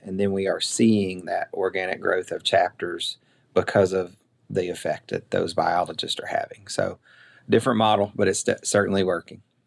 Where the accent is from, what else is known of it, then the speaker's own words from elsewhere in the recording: southern middle Tennessee, United States; also born or lived in Indiana; I got to move home in oh six and, uh, moved to my hometown